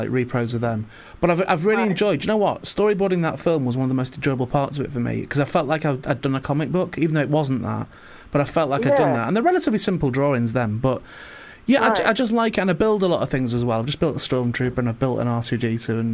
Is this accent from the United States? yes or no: no; St Helens, North West England, United Kingdom; moved away; also born or lived in Warrington; I was born in Warrington, but I always say I'm from St Helens, because my mum and dad are from St Helens